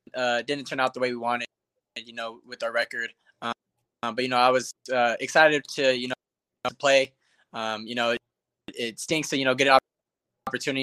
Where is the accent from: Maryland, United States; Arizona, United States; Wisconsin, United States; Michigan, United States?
Arizona, United States; Tucson; I'm from Tucson. So, you know, from the time I was born to the time I was 14, I, I never missed a home game